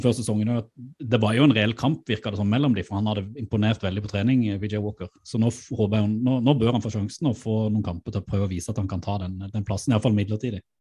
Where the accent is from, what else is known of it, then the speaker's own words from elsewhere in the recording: Mandal, Agder, Norway; moved away; min mor hjemme i Mandal